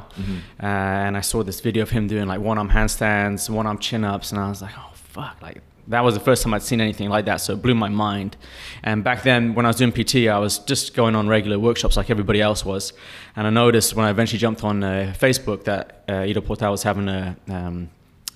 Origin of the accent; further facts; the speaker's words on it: Dubai, United Arab Emirates; also born or lived in Bahrain; I grew up in Dubai. I've been here for over 30 years.